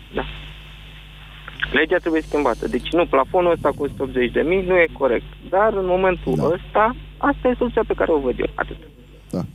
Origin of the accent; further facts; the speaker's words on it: Moldavia, Romania; Sunt din Moldova, așa cum am stat voi în piața acolo, în piața Unirii, am stat și într-o piață, într-un oraș din Moldova